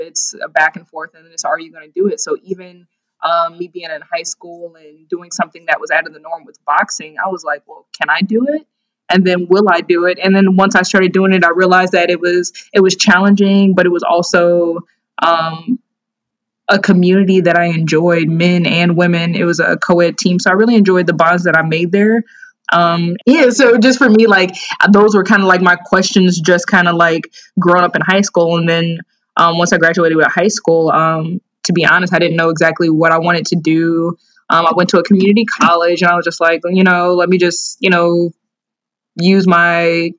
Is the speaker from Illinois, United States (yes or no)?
yes; Naperville, Illinois, United States; also born or lived in Columbus, Georgia; I'm from Naperville, Illinois. I was born in Columbus, Georgia. I'm an Army brat, so my dad was in the military, and I actually moved to Naperville shortly after he was stationed in Germany.